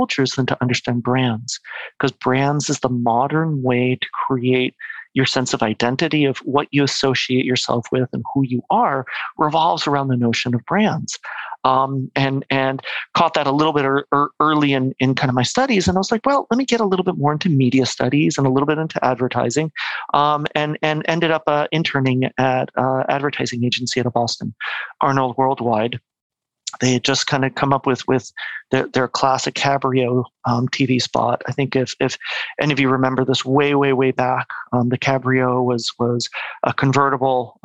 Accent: Mexico; moved away as an adult; also born or lived in United States / Quebec; now in Vancouver, Canada; But I'm actually born and raised in Mexico. Okay. My family kind of moved there after their studies. I was born there, pretty much grew up there till I was 18

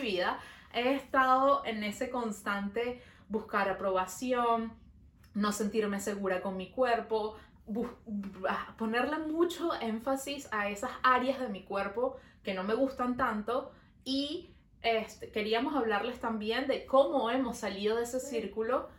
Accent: Venezuela; now in Montreal, Canada

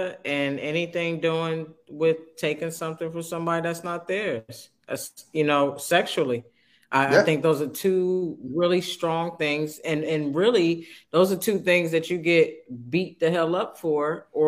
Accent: Manhattan, New York, United States; I'm from Manhattan.

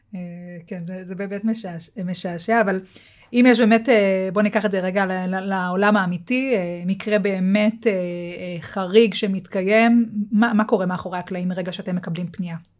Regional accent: Israel; אנחנו כישראלים

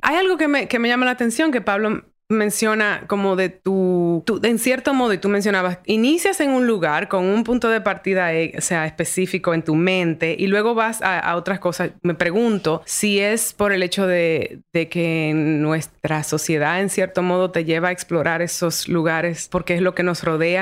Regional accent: Dominican Republic; moved away as an adult; also born or lived in New York; mi identidad como dominicana

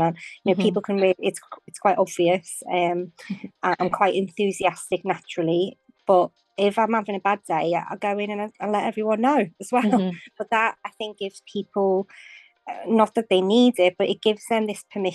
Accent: Liverpool, North West England, United Kingdom; now in Waterlooville, United Kingdom; I'm from Liverpool, but I'm now living in Waterlooville in Hampshire

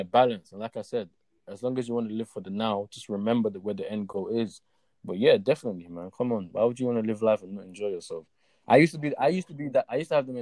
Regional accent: Lagos, Nigeria; also born or lived in Ibadan, Nigeria / Seven Sisters, Tottenham, London / South London; now in London, United Kingdom; I'm Nigerian, born and raised.

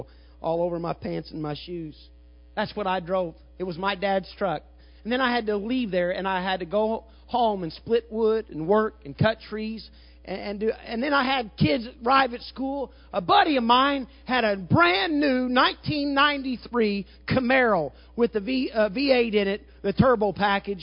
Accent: Southern Illinois, United States; I'm from Southern Illinois, and I'm kind of a redneck

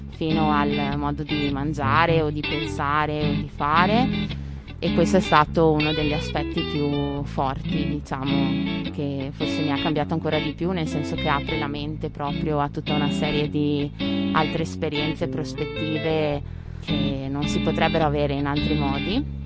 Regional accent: Sedico, Veneto, Italy; moved away as an adult; also born or lived in Netherlands; nata e cresciuta a Sedico, la grande città nel Bellunese

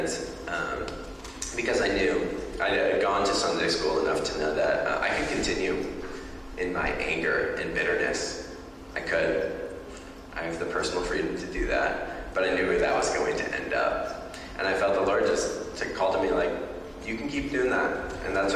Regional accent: Beaverton, Oregon, United States; also born or lived in Tualatin, Oregon; I was born in Tualatin, Oregon, and moved to Beaverton, Oregon when I was 2 years old.

